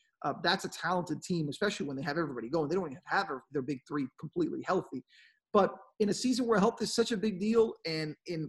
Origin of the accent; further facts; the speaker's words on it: West Palm Beach, Florida, United States; I'm from the West Palm Beach area?